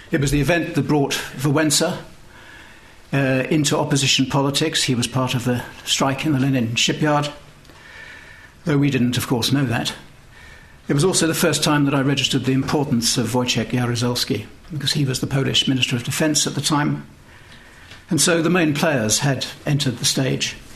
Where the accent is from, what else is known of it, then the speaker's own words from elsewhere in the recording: United Kingdom; As a British diplomat, I was lucky enough to take part in that journey